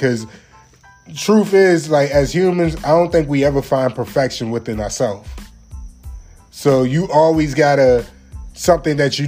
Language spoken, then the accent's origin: English; Maryland, United States; now in Jacksonville, United States; I can't leave my hometown out. Everybody in the 410-443